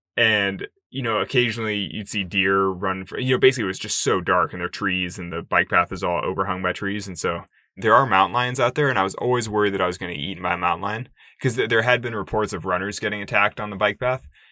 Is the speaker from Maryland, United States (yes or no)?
no; Sacramento, California, United States; a climbing gym opened in Sacramento, in my hometown